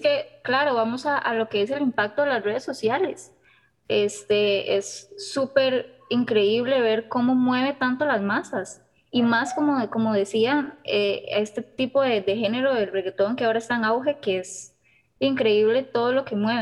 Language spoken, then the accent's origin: Spanish; Costa Rica; nosotros como ticos